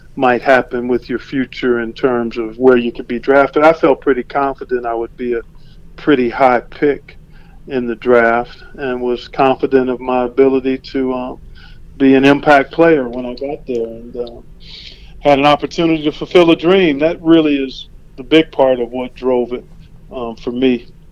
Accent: Cleveland, Ohio, United States; I grew up in Cleveland.

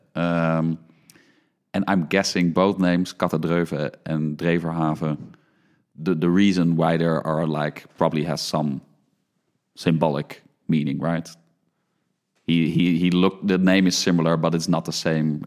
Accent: Netherlands; born or raised there

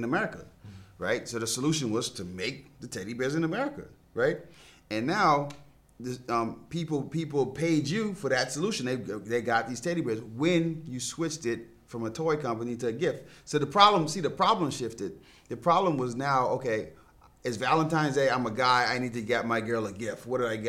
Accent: Bahamas; I grew up in the Bahamas

